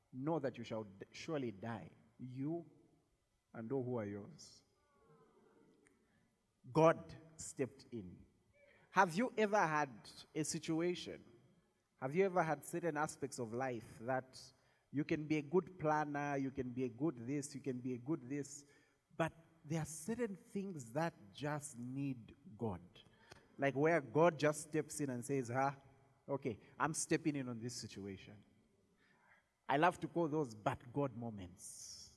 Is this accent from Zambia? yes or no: yes; Zambia